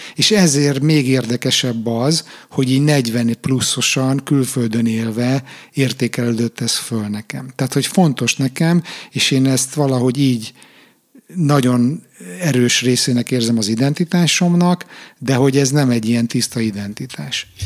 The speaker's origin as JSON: {"language": "Hungarian", "country": "Hungary", "tie": "born or raised there", "moved": "yes", "said": "én úgy nőttem föl ugye Magyarországon"}